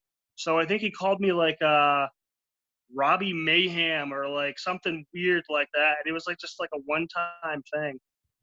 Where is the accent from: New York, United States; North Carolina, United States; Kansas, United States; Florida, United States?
Florida, United States; I'm from Florida